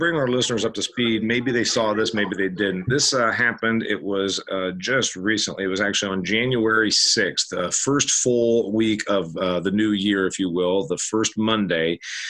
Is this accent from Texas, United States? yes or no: no; Huntington, Indiana, United States; Dean's, in fact, owns a plant in my hometown, Huntington, Indiana. They bought the place where my family used to sell our milk, which was an independent dairy processor.